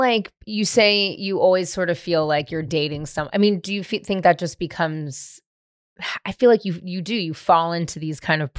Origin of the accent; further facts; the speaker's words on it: San Francisco, California, United States; I'm like born and raised in San Francisco.